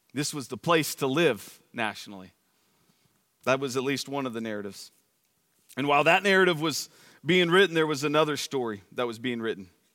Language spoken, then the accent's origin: English; Plano, Texas, United States; also born or lived in Dallas, Texas; my family moved here in nineteen eighty-three to Plano